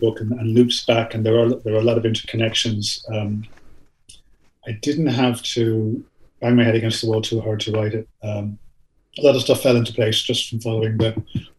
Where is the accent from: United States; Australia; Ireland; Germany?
Ireland; also born or lived in Canada; I'm an Irish citizen. I grew up here, obviously, as you can hear from my accent.